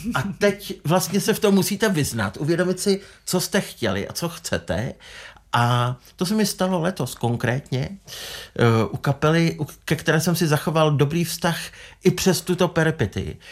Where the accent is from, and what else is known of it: Czechia